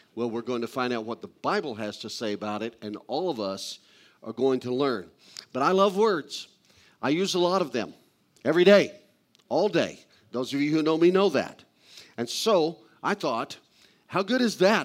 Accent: Missouri, United States; I grew up in Missouri. I'm a hillbilly.

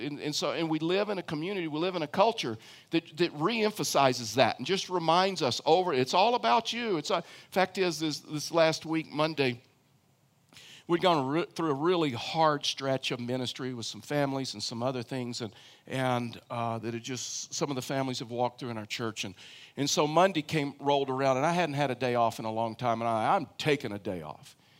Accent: Houston, Texas, United States; moved away as an adult; now in Colorado, United States; I grew up in Houston, Texas

